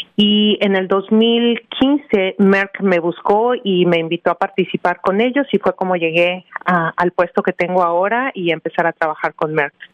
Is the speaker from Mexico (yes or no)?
yes; Mexico City, Mexico; moved away as an adult; now in New Jersey, United States; yo soy mexicana, eh, nacida y educada en la Ciudad de México